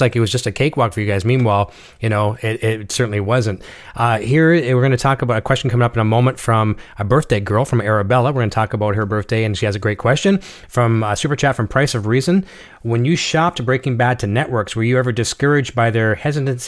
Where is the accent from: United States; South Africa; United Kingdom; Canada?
Canada; As a Canadian